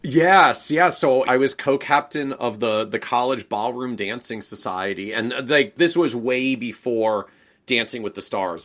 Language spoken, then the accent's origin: English; Washington, District of Columbia, United States; moved away as an adult; also born or lived in New England; I was born and raised in the Washington, D.C. area